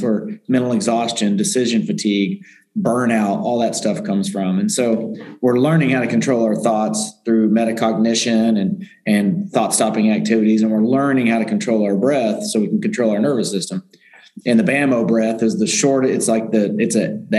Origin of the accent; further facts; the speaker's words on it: Indiana, United States; moved away; I was from Indiana, athlete, good athlete, three sport athlete in high school